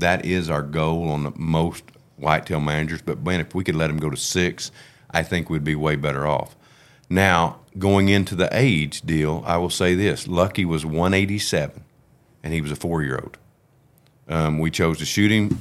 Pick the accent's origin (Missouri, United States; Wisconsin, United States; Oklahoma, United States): Oklahoma, United States; we're from Oklahoma